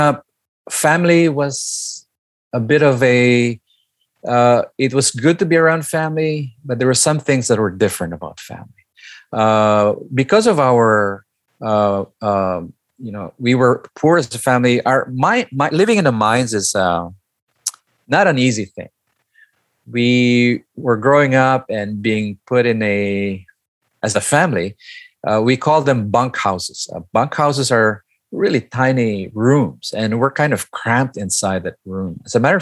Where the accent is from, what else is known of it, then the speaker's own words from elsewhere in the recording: Baguio, Cordillera Administrative Region, Philippines; I was born and raised here in the Philippines, but particularly in the northern part of Manila called Baguio City